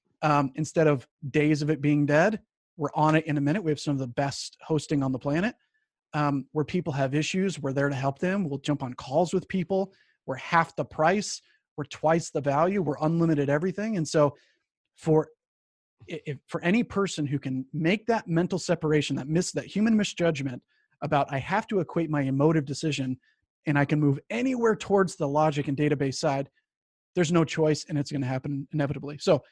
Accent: Colorado Springs, Colorado, United States; I was born in Colorado Springs, or I was raised in Colorado Springs.

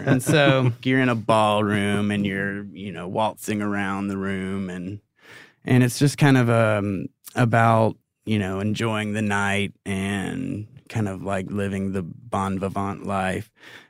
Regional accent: Augusta, Georgia, United States; born or raised there; moved away

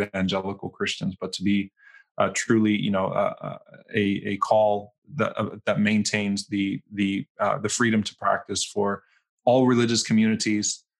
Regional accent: New Orleans, Louisiana, United States; now in Dallas, United States; I'm from New Orleans

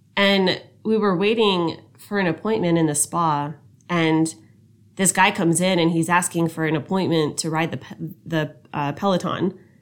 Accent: United States; us being an American

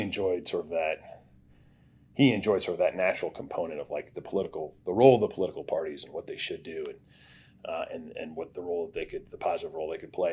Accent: Montpelier, Vermont, United States; moved away; grew up in, in Montpelier, Vermont

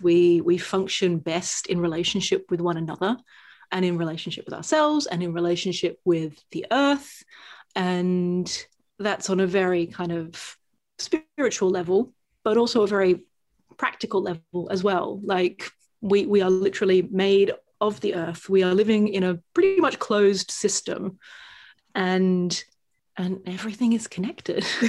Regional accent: Australia; now in United Kingdom; I'm from Australia

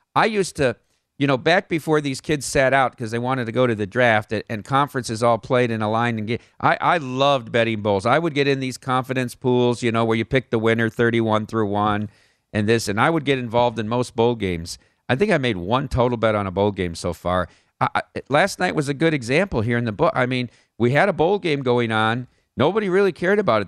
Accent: Iowa, United States; growing up in Iowa

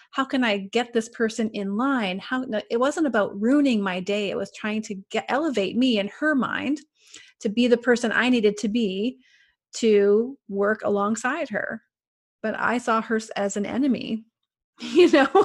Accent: Canada; I'm from Canada

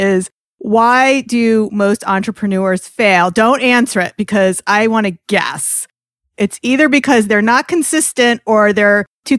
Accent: New York, United States; I'm a New Yorker.

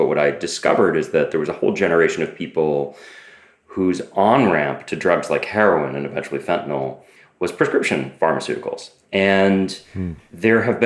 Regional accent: Boston, Massachusetts, United States; I grew up in Boston

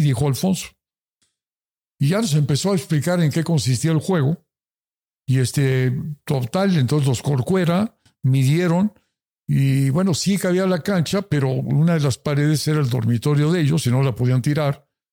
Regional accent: Mexico; yo soy de México

